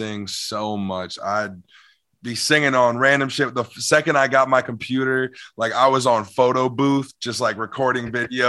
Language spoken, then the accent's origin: English; St. Louis, Missouri, United States; moved away as an adult; now in Los Angeles, United States; Born and raised in St. Louis. I moved out to LA in 2018.